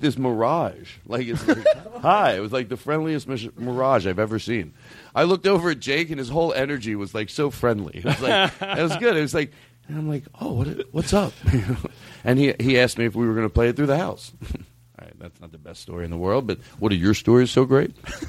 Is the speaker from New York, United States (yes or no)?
yes; Brooklyn, New York, United States; I'm in from Brooklyn. I'm in the 714.